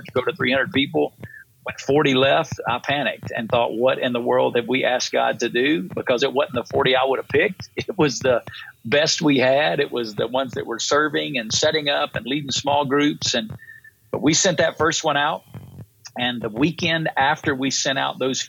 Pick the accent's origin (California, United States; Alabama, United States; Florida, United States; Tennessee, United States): Alabama, United States; North; moved away as an adult; now in Las Vegas, United States; I grew up in North Alabama.